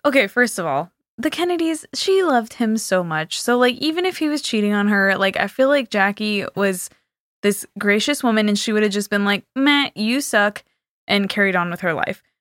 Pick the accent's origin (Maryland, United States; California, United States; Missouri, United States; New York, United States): California, United States; I'm from California and there's no snow there